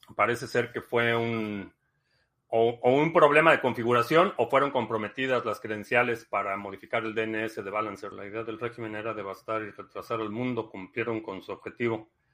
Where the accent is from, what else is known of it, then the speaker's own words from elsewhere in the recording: Mexico; crecí, crecí en México